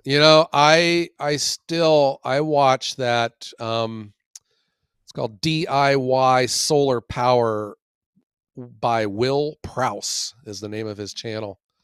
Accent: Ohio, United States; I love my home state

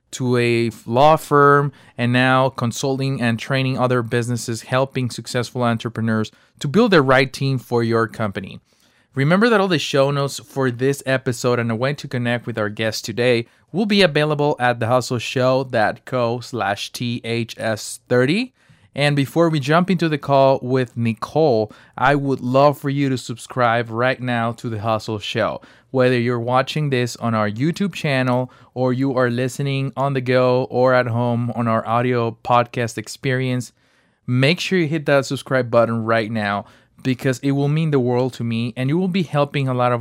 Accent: Mexico; moved away; I'm from Mexico, and I started selling ice sticks when I was 8 years old

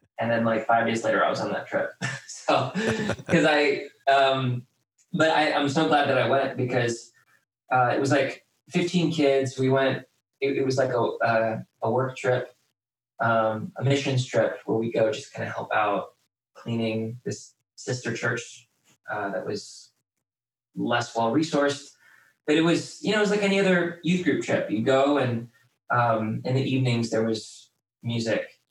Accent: Wheaton, Illinois, United States; also born or lived in Houston, Texas; we moved from Houston to Wheaton

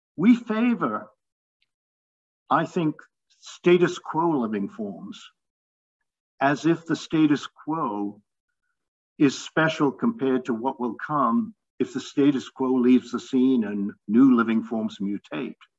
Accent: London, United Kingdom; I grew up in London and I used to summer in the Lake District

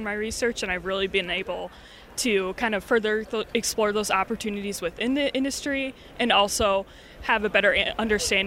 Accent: Lennox, South Dakota, United States; now in Iowa, United States; I'm originally from Lenox, South Dakota

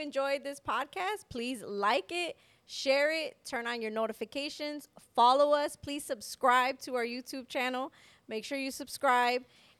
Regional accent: Chicago, Illinois, United States; I was like, we're from Chicago. We got places to go.

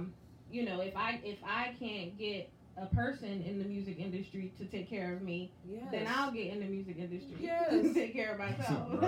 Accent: the North, United States; I'm from the North and I rep the North

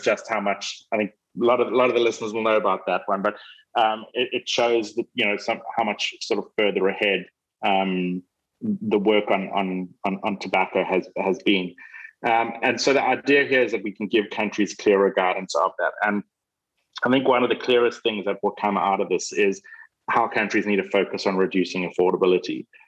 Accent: South Africa; my home country, South Africa

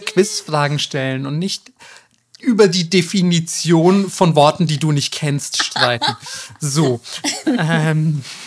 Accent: Bavaria, Germany; Bayern, da wo ich herkomme

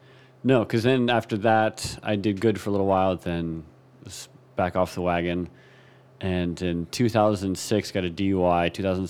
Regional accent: Ohio, United States; So I was born in Columbus, Ohio at Riverside Methodist Hospital.

